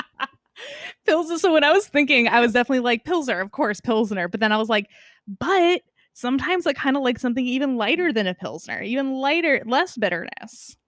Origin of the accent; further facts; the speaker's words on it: Northern California, United States; now in Seattle, United States; grew up in Northern California